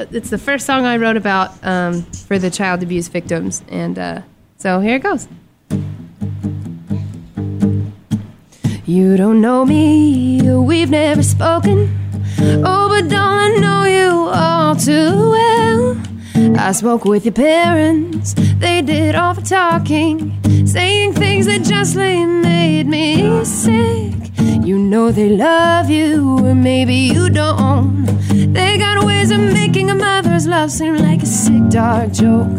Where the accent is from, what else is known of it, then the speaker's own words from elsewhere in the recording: Springerville, Arizona, United States; I'm from Springerville, Arizona, kind of the Sholo area